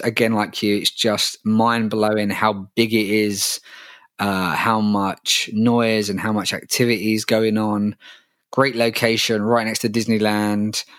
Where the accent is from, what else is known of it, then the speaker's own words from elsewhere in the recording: London, United Kingdom; It's in my hometown